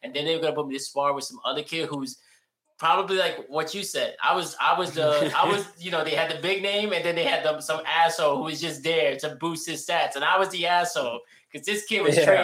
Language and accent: English; New York City, New York, United States; moved away as an adult; now in Florida, United States; growing up, I was around Bedford Park